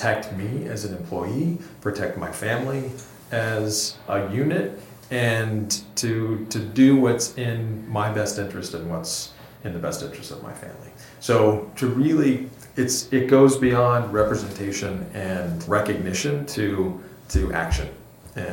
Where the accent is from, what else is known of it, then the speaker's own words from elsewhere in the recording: Texas, United States; moved away; I grew up in Texas